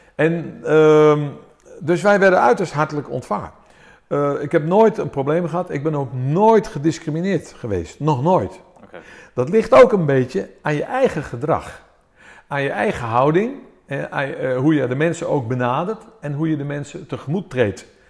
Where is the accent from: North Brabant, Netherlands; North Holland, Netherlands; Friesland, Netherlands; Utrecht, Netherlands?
Utrecht, Netherlands; Amersfoort; also born or lived in Athens, Greece; En toen kwamen wij naar Amersfoort. En hier ben ik opgegroeid, in Amersfoort